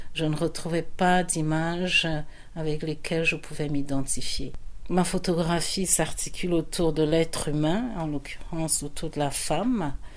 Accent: France; moved away as an adult; also born or lived in Yaoundé, Cameroon / Amsterdam, Netherlands; now in Netherlands; je suis euh, camerounaise, j'ai grandi en France

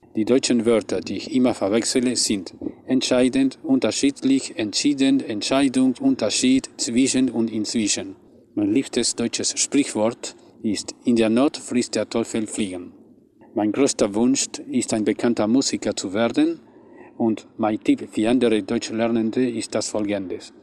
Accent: Buenos Aires, Argentina; German is a second language; komme aus Buenos Aires, Argentinien

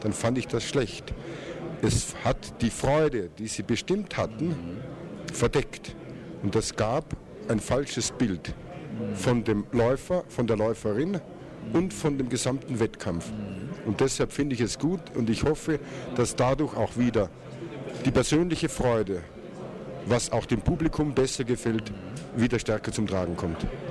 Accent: Austria; bei uns in Österreich

